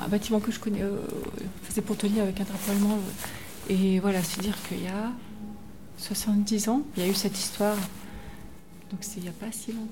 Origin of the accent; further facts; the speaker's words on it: Strasbourg, Grand Est, France; suis de Strasbourg et mon père a vécu la, guerre. Euh, ma grand-mère est allemande, elle habitait à Strasbourg.